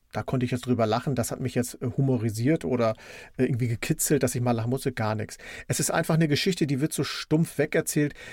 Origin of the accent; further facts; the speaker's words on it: East Germany, Germany; ich bin ja ein Kind der DDR und als die Wende kam und die Videotheken bei uns Einzug hielten, sind wir natürlich in die Videotheken gelaufen.